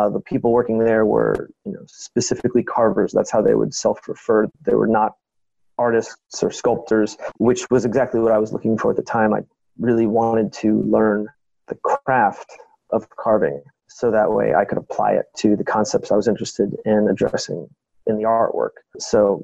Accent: D.C., Virginia, United States; moved away as an adult; also born or lived in Syracuse, New York / Florence, Italy; now in Baltimore, United States; in Virginia, where I grew up outside of Washington, D.C.

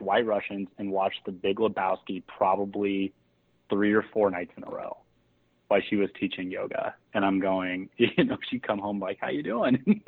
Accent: Eureka, California, United States; growing up in Eureka

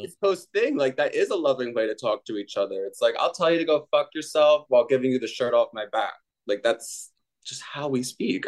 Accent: New Jersey, United States; I'm from New Jersey. I, you know, I come from a very old school Catholic

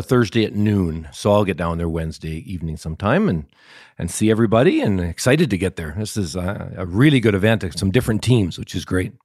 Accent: Canada; I'm a Canadian

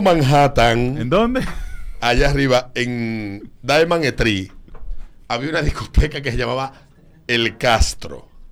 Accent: Villas Agrícolas, Distrito Nacional, Dominican Republic; yo vengo de Villa, Villa, Villas Agrícolas

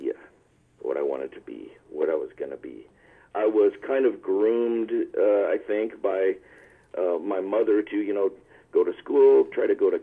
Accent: Culver City, California, United States; also born or lived in Santa Monica, California / Nevada; I am a California local, born and raised in Santa Monica, California, and grew up in Culver City, where I'm locally based

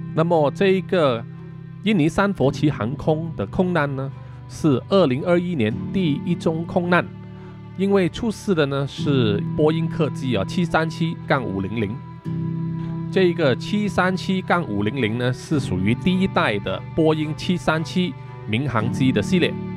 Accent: Malaysia; 我们马来西亚人

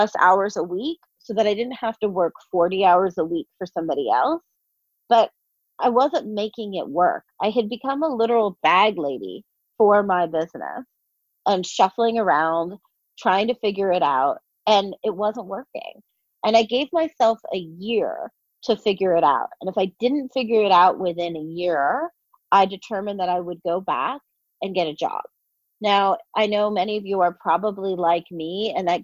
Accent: New York City, New York, United States; I'm from New York City

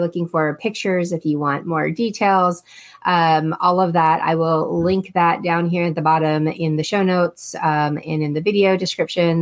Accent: Texas, United States; I'm from Texas

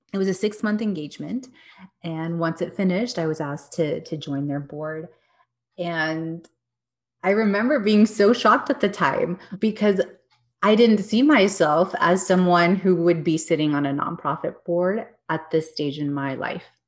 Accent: Texas, United States; also born or lived in New York; I grew up in Texas, did the New York thing for a few years, came back, and yeah, I live here in Dallas

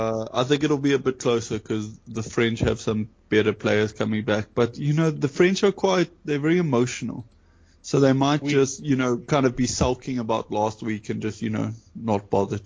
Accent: South Africa; being South African

